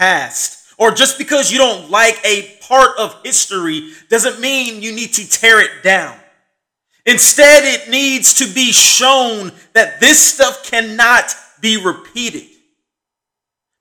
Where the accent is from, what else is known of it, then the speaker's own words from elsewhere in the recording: United States; just as an American